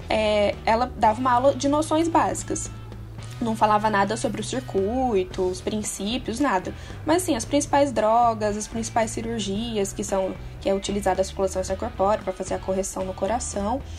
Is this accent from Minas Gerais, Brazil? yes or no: yes; Minas Gerais, Brazil; eu tenho 24 anos. Eu sou natural de Minas, eu me formei numa universidade de Varginha